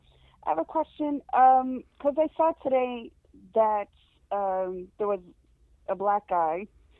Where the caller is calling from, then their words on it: New Jersey, United States; I'm calling from New Jersey.